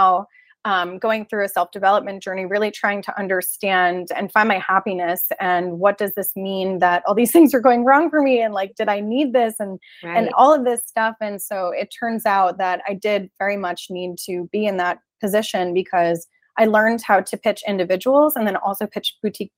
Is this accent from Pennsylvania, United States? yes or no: no; New Jersey, United States; I'm originally from New Jersey.